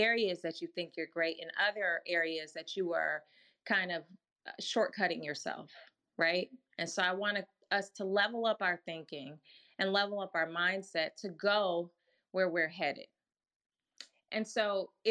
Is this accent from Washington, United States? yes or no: no; Milwaukee, Wisconsin, United States; I grew up in Milwaukee, Wisconsin